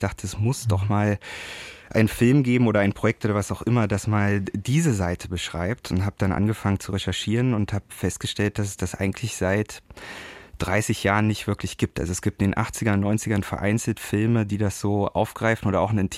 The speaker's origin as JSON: {"language": "German", "region": "Berlin", "country": "Germany", "said": "nee, aber ich bin Berliner und kenne natürlich mein ganzes Leben lang diese diese Kämpfe und dieses Verschwinden"}